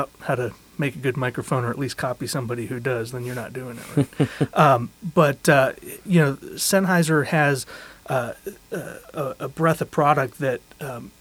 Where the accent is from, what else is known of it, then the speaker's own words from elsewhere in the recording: Cleveland, Ohio, United States; I'm from Cleveland